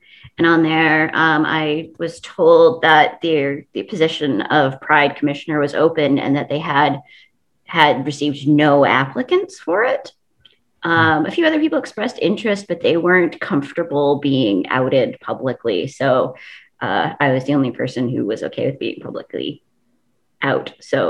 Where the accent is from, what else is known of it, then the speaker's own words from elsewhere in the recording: Saskatchewan, Canada; moved away as an adult; I'm originally from Saskatchewan.